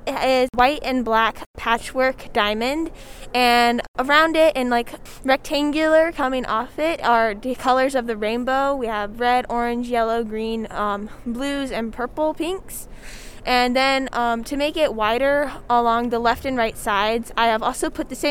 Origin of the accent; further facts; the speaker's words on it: Amherst, Virginia, United States; I am from Amherst, Virginia, and I have a bunch of great friends.